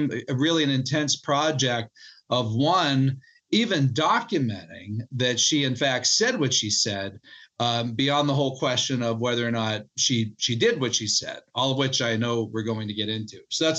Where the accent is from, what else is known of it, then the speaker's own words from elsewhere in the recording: Pittsburgh, Pennsylvania, United States; I was born and raised in Western Pennsylvania, Pittsburgh, Pennsylvania